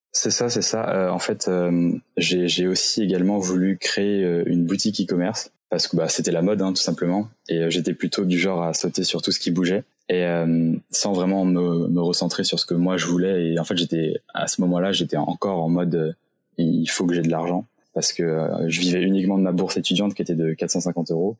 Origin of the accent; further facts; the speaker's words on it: Saint-Malo, Brittany, France; je viens de Bretagne, j'ai grandi dans la région de Saint-Malo